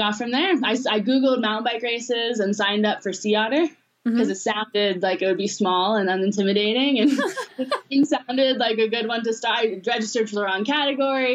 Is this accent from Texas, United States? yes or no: no; Los Angeles, California, United States; I grew up in Los Angeles, so like in suburban